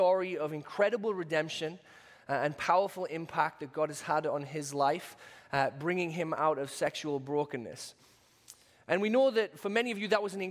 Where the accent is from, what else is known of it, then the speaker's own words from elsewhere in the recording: United Kingdom; accent: British; moved away; my British accent